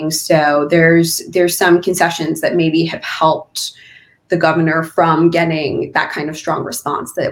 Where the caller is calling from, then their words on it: Pennsylvania, United States; So I am calling in from Pennsylvania